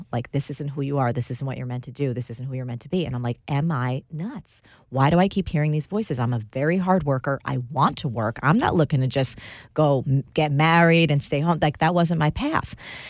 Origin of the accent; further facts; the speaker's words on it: New Jersey, United States; I am. I grew up in New Jersey to an Italian-American home. Our home was the kind that had plastic covers on the couches.